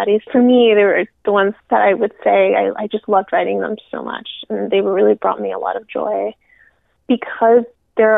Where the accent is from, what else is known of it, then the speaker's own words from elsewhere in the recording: United States; also born or lived in Peru / Miami, Florida / Rio Grande Valley, Texas; I grew up in Miami and then the Rio Grande Valley